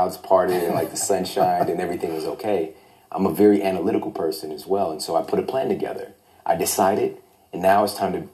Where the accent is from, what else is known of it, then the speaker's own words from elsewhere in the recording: Midwest, United States; I'm from the Midwest.